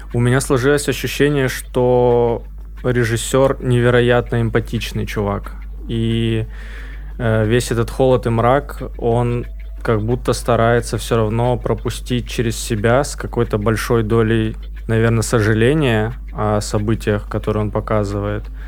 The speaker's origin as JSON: {"language": "Russian", "region": "Krasnodar Krai", "country": "Russia", "tie": "born or raised there", "said": "я же рос на Кубани"}